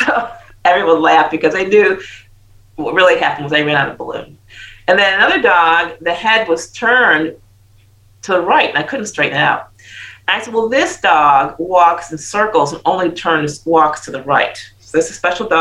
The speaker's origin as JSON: {"language": "English", "country": "United States", "moved": "yes", "said": "I'm American."}